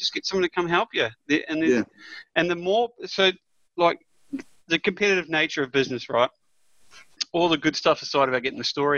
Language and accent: English; New Zealand; moved away; I grew up in New Zealand, played footy the whole way through